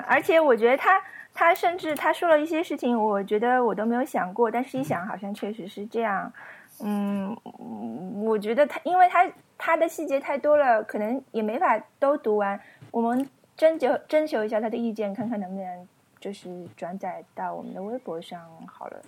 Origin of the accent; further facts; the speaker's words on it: Guizhou, China; moved away; 姑且我算是贵州人吧